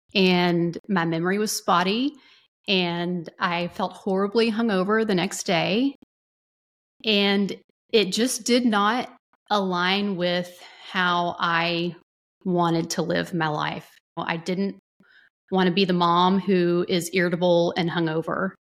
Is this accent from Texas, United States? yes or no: yes; North Texas, United States; also born or lived in Dallas; I grew up in a small-ish Texas town, city slash city in North Texas